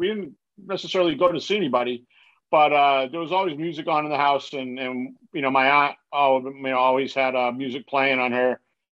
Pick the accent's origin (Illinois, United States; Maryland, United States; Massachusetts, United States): Massachusetts, United States; New Bedford; Well, I grew up in New Bedford, Massachusetts, which is a city of about 100,000 people right before you get to Cape Cod.